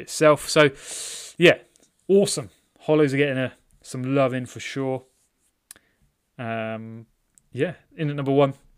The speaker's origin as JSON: {"language": "English", "country": "United Kingdom", "said": "I'm British"}